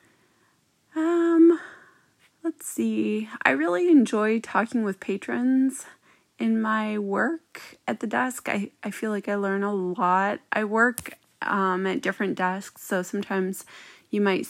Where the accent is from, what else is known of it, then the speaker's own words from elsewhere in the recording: Albuquerque, New Mexico, United States; moved away as an adult; now in Lawrence, United States; I am from Albuquerque, New Mexico, and I've lived in Lawrence for 20 years.